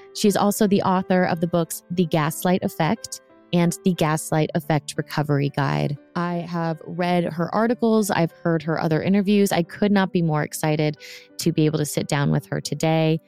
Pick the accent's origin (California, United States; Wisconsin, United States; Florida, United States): Florida, United States; moved away as an adult; now in Nashville, United States; I grew up in Florida